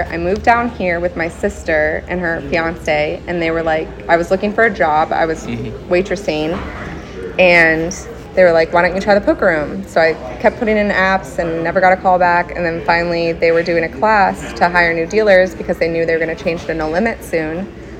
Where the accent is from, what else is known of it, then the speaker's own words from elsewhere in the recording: Ohio, United States; moved away as an adult; also born or lived in Daytona; I'm originally from Ohio. Oh, okay. Like I grew up there, but I moved as soon as I could when I was 18.